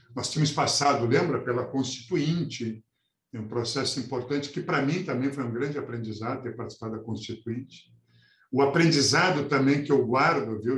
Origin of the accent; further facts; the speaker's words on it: São Leopoldo, Rio Grande do Sul, Brazil; also born or lived in Porto Alegre; eu nasci aqui em São Leopoldo